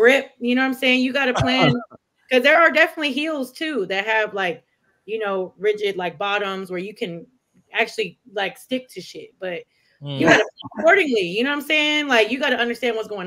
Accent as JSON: {"language": "English", "region": "Texas", "country": "United States", "tie": "born or raised there", "said": "growing up in Texas"}